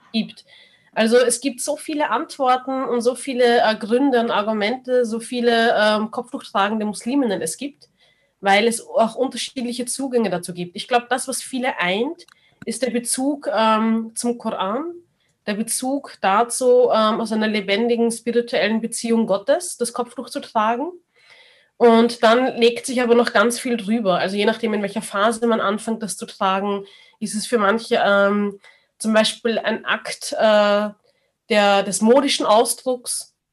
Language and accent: German; Austria; man ist aber in Österreich geboren